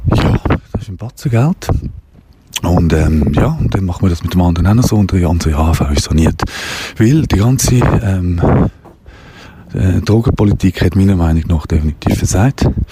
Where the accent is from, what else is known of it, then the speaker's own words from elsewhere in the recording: Wettingen, Aargau, Switzerland; Richtung meiner alten Heimat, Altenburg-Region